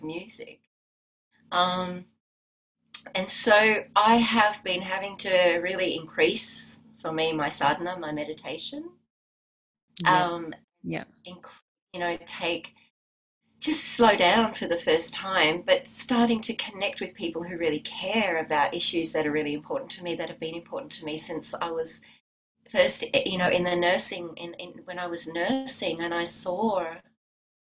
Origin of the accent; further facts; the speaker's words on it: Australia; also born or lived in Byron Bay / Wahroonga; I'm Australian.